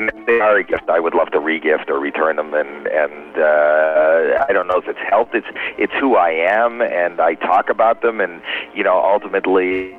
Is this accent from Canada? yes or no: yes; Canada; now in United States